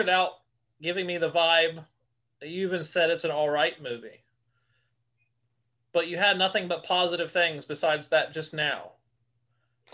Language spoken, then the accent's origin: English; Ohio, United States; We grew up in Ohio